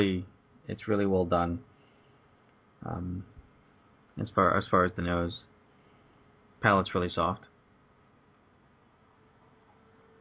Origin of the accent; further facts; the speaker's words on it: the South, United States; also born or lived in Chicago; now in California, United States; I grew up in the South, and it's a big barbecue town